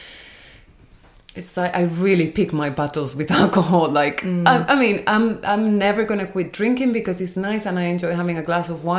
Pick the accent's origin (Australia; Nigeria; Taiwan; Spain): Spain; moved away as an adult; I grew up in Spain, so it's completely different